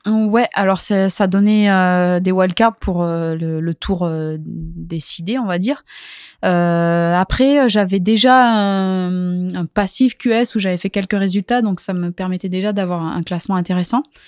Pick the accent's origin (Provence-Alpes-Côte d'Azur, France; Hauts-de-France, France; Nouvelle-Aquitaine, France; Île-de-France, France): Nouvelle-Aquitaine, France; Hendaye; now in Anglet, France; J'ai grandi à Hendaye et là ça fait plusieurs années que, que je vis à Anglette